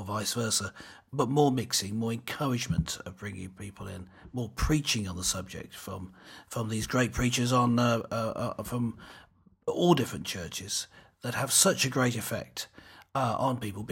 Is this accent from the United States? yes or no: no; United Kingdom